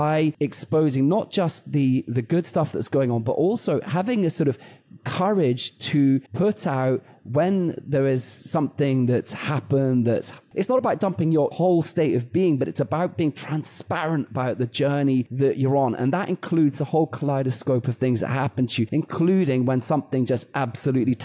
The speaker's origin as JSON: {"language": "English", "country": "United Kingdom", "said": "I'm British"}